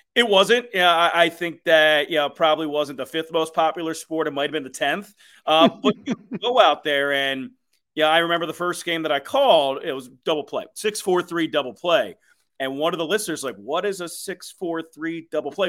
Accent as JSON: {"language": "English", "town": "Philadelphia", "region": "Pennsylvania", "country": "United States", "tie": "born or raised there", "also_born_or_lived": "Iowa", "moved": "yes", "said": "growing up in Philadelphia early in my life"}